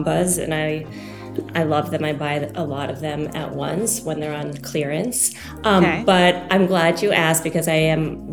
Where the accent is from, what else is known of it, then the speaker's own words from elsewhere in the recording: Longmeadow, Massachusetts, United States; I grew up in Longmeadow, Massachusetts